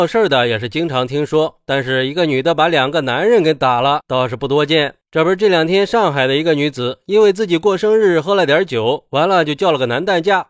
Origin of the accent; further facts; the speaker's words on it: Shanghai, China; 我想说，作为一个上海人，我很反感呀